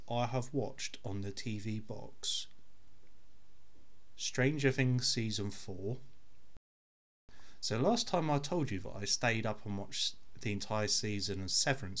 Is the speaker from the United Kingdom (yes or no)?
yes; United Kingdom; I'm British